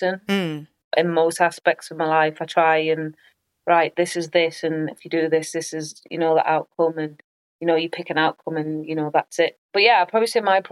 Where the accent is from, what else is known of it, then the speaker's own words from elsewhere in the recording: England, United Kingdom; also born or lived in United States; our English mentality